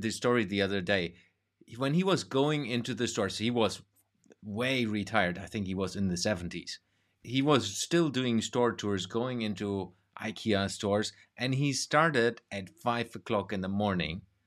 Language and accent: English; Germany; moved away; also born or lived in Denmark / Sweden; my home country, which is Germany